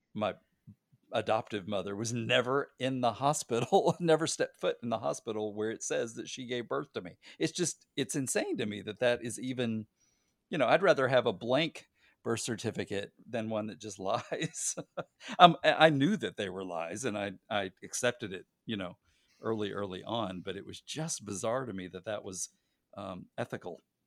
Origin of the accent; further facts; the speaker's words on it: Arkansas, United States; I was born in Arkansas